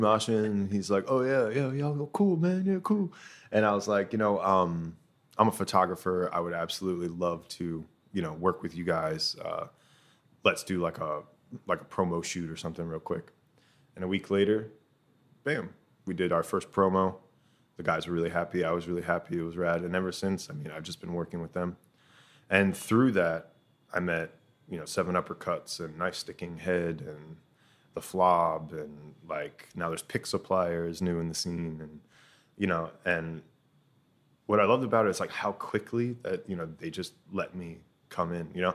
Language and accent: English; Tampa, Florida, United States; moved away as an adult; now in Ho Chi Minh City, Vietnam; I'm originally from Tampa, Florida